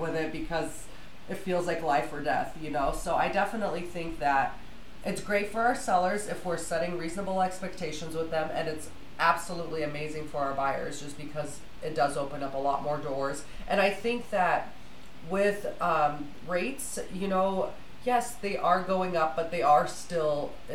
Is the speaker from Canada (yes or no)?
no; Russia; also born or lived in Salt Lake City, Utah; now in Tooele, United States; So I'm originally from Russia, so I am dual-lingual